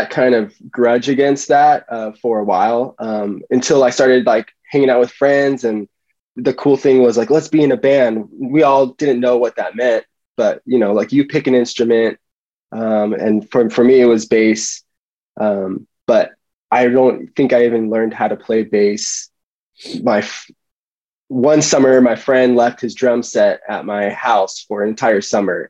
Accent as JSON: {"language": "English", "town": "Lancaster", "region": "California", "country": "United States", "tie": "born or raised there", "also_born_or_lived": "Tarzana, Los Angeles, California"}